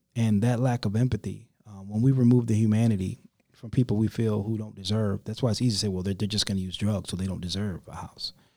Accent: Rockford, Illinois, United States; moved away as an adult; now in Charlotte, United States; my hometown and, um, one of the, uh, state representatives of Rockford, Illinois

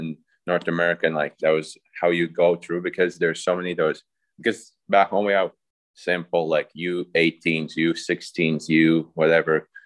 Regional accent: Riga, Latvia; moved away; also born or lived in Fairbanks, Alaska; I'm from Riga, that's the capital city

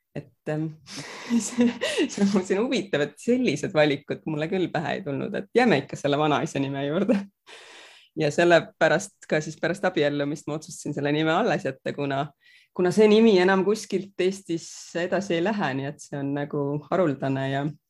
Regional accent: Rapla, Rapla County, Estonia; also born or lived in Hagudi, Estonia / Palo Alto, United States / Singapore / London, United Kingdom; meil oli, oli selles mõttes väga tore seal Raplas kasvada. ja tegelikult ma kolisin ära Raplast juba üheteistaastaselt

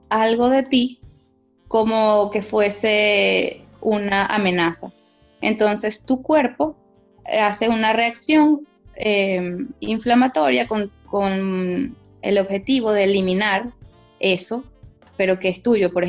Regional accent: Venezuela; moved away; te digo como venezolana

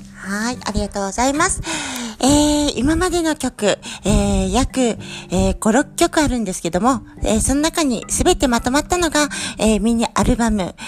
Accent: Iwaki, Fukushima, Japan; 私は福島県いわき市出身の

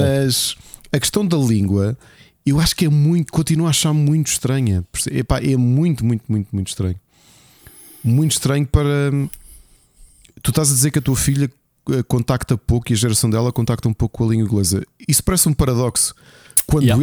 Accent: Lisbon, Portugal; Nós todos que somos dos Olivais, não é? Que também era um bairro que tu sabes com muitas dificuldades

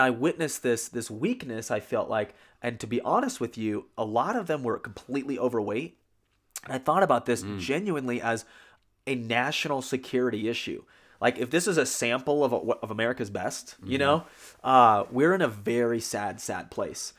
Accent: San Antonio, Texas, United States; I'm from San Antonio, Texas

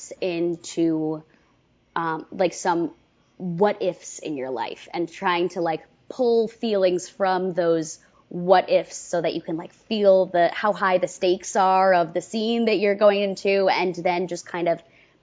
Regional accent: Westchester, New York, United States; moved away; also born or lived in Orlando; I'm from Westchester originally, which is like a half hour outside New York City.

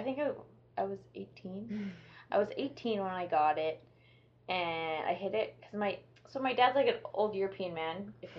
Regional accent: Edmonton, Alberta, Canada; now in Manitoba, Canada; I'm from Edmonton, so my parents live there, and luckily I'm here in Manitoba

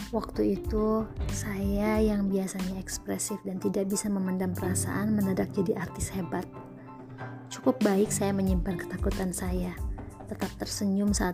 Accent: Bandung, West Java, Indonesia; born there; Berbekal restu orang tua, kami kembali ke Bandung. Bismillah memulai usaha di kota kelahiran kami.

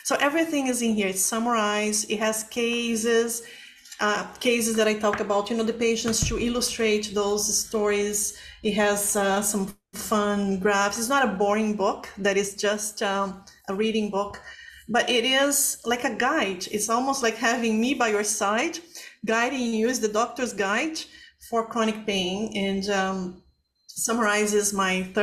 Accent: Brazil; moved away; I'm from Brazil

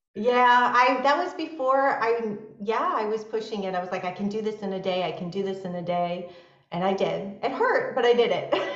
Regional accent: Chicago, Illinois, United States; moved away as an adult; now in San Diego, United States; I live in San Diego, California, and I'm originally from the Midwest, from Chicago. So I moved out to San Diego after college about 20 years ago

